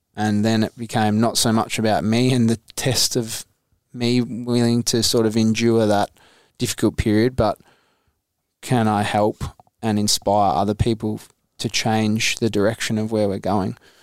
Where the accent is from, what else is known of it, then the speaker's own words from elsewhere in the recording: Mount Eliza, Victoria, Australia; also born or lived in Mornington; I was a kid from Mount Eliza